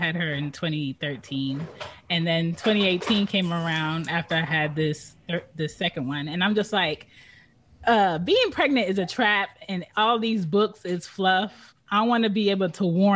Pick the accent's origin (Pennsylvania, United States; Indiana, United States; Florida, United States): Pennsylvania, United States; Philadelphia; now in Atlanta, United States; I'm from Philadelphia. I'm from Philly